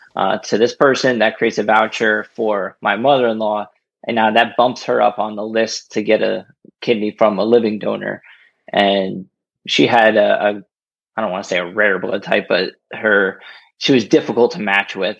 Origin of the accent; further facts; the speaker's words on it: Rahway, New Jersey, United States; moved away as an adult; also born or lived in Lyndhurst, New Jersey; now in Bethlehem, United States; I grew up in Rahway